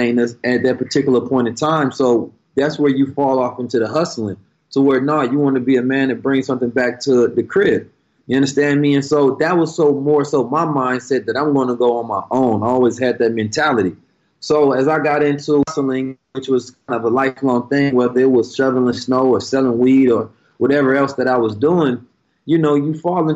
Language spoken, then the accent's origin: English; Oakland, California, United States; moved away; also born or lived in St. Louis, Missouri; growing up in Oakland, California